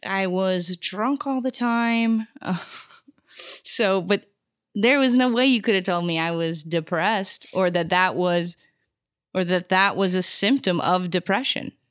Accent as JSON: {"language": "English", "region": "Arizona", "country": "United States", "tie": "born or raised there", "also_born_or_lived": "Houston, Texas", "moved": "as an adult", "lives_now": "Los Angeles, United States", "said": "I was really, like, raised in Arizona"}